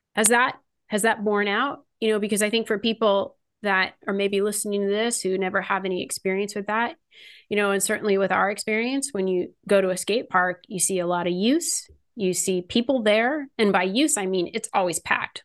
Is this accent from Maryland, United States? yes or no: no; California, United States; I grew up in California